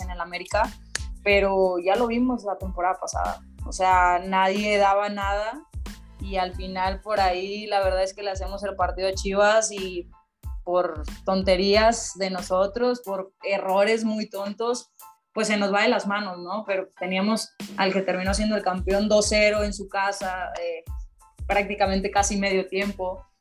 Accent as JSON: {"language": "Spanish", "country": "Mexico", "said": "como mexicana"}